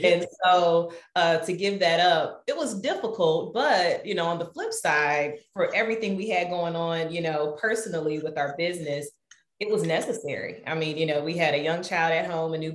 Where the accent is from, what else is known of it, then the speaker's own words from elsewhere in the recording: Detroit, Michigan, United States; now in Madison, United States; I'm originally from Detroit, Michigan. So that's how I know Eric, went to high school together